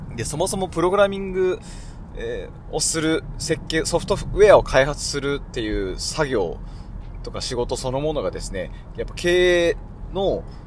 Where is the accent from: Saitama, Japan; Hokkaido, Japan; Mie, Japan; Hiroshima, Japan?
Hokkaido, Japan; Sapporo; 地元の札幌